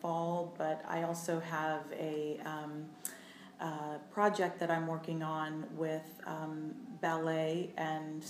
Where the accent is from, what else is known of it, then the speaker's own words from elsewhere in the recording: Allegany, New York, United States; moved away as an adult; also born or lived in Indiana / Cincinnati, Ohio / Orlando, Florida; I grew up in the southern tier of New York State, a little town called Allegheny.